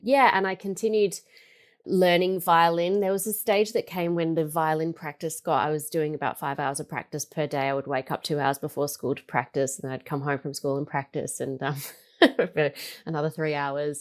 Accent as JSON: {"language": "English", "town": "Melbourne", "region": "Victoria", "country": "Australia", "tie": "born or raised there", "said": "I grew up in Melbourne. I'm a really proud Melburnian"}